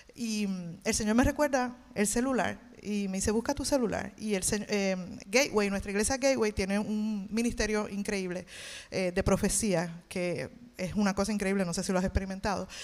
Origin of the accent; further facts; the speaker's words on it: Levittown, Puerto Rico; moved away as an adult; now in Dallas, United States; yo soy de Levitown